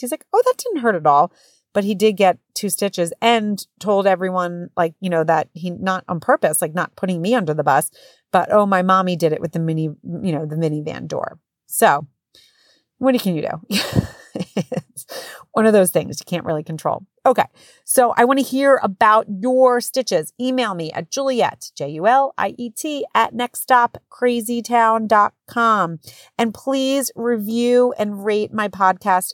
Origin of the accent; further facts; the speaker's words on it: New Jersey, United States; moved away as an adult; now in Connecticut, United States; I am from Jersey